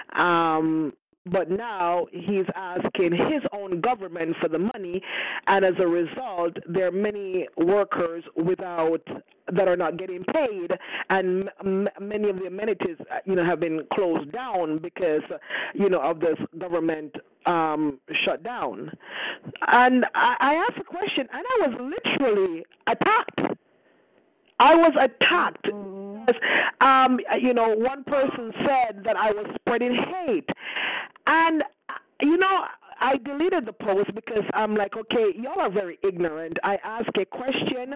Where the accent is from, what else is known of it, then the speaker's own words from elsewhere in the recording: Canada; Yes, I am a Canadian. I am not an American